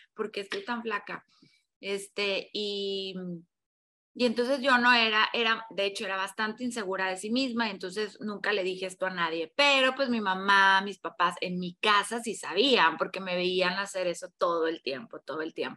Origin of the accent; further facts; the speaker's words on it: Mexico; also born or lived in Tamaulipas / Mexico City; soy mexicana, yo vivo en, en Tamaulipas, que es un estado que está pegado con la frontera